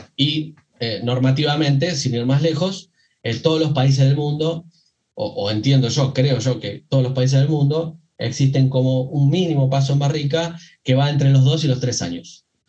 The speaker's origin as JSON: {"language": "Spanish", "region": "Buenos Aires Province", "country": "Argentina", "said": "yo soy eh, acá de, de, Argentina, provincia de Buenos Aires."}